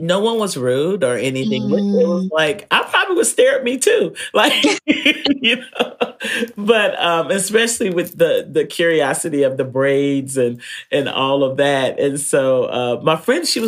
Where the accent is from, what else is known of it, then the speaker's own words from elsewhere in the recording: North Carolina, United States; I'm from North Carolina